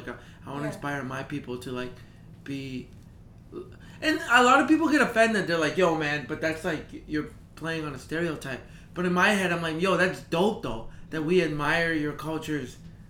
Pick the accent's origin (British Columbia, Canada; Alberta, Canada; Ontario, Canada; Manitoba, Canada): Alberta, Canada; Calgary; moved away as an adult; also born or lived in El Salvador; now in Toronto, Canada; Calgary. I grew up in Calgry.